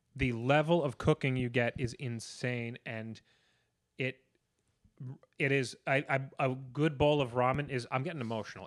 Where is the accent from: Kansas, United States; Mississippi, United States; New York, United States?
New York, United States; being a New Yorker, that's what makes me feel at home